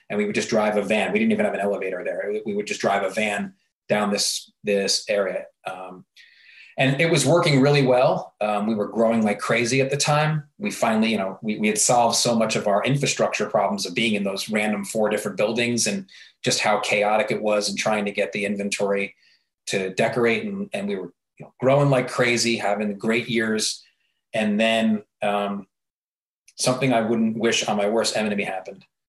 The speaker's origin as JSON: {"language": "English", "area": "New York area", "region": "Northeast", "country": "United States", "moved": "as an adult", "said": "I was from the New York area."}